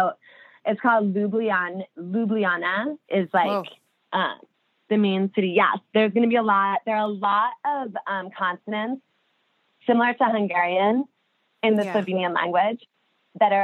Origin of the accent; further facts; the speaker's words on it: New Jersey, United States; now in New York, United States; I'm obviously from New Jersey